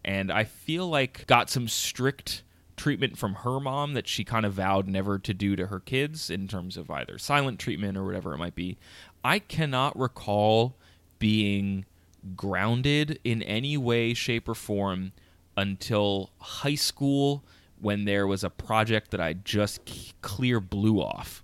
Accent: King of Prussia, Pennsylvania, United States; I grew up just outside of Philly, actually about 20 minutes outside of Philly, in a town called King of Prussia, Pennsylvania

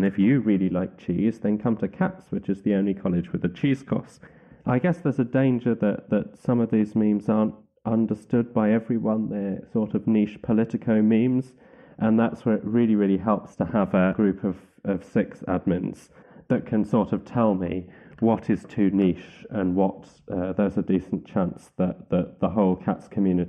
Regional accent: Wales, United Kingdom; Being the Welsh nationalist that I am, I was taking quite a lot of pleasure in the fact the SNP had won that particular seat

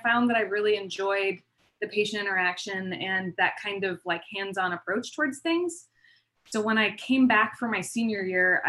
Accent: Palm Springs, California, United States; moved away as an adult; also born or lived in Bay Area / Denver; now in San Diego, United States; I grew up in Palm Springs, and then I pretty much stayed there for a majority of my upbringing

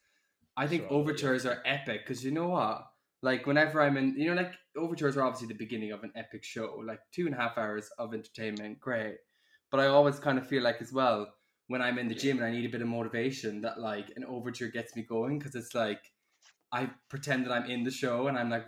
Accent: Ireland; now in London, United Kingdom; I am 24, I'm from Ireland, living in London

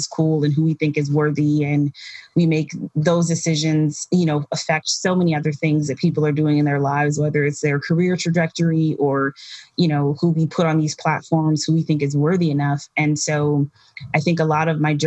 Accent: Wisconsin, United States; now in New York, United States; growing up in Wisconsin, there are no people that like work in fashion

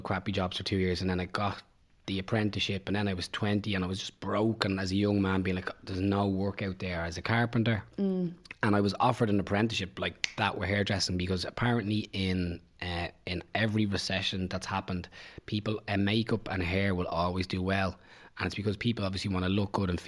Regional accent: Bray, Leinster, Ireland; also born or lived in Dún Laoghaire; I'm from Bray originally. Well, Dunleary originally, but then moved to Bray.

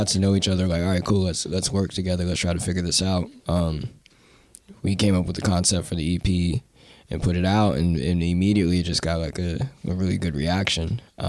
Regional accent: Denver, Colorado, United States; now in Los Angeles, United States; And even to this day, like my best friend that I grew up with in Denver lives in LA, like he moved out there with me at the same time.

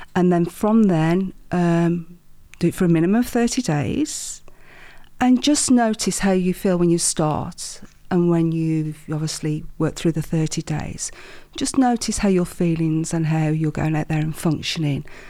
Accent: Wolverhampton, West Midlands, United Kingdom; accent: Midlands; I'm a Wolverhampton girl, a black country girl, born and bred

